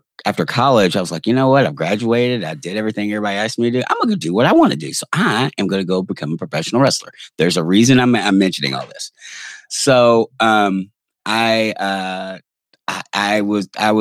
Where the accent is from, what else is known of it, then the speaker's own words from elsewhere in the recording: Louisville, Kentucky, United States; I'm from the front woods of Kentucky because I am from Louisville